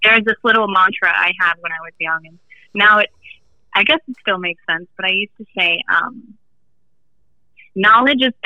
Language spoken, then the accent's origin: English; Florida, United States; moved away as an adult; also born or lived in Alabama; growing up in Florida, friends, family, environment